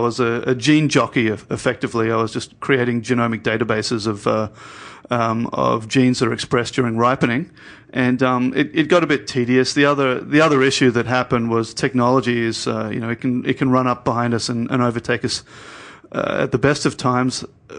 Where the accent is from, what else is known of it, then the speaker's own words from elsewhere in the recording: Sydney, New South Wales, Australia; I grew up in Sydney.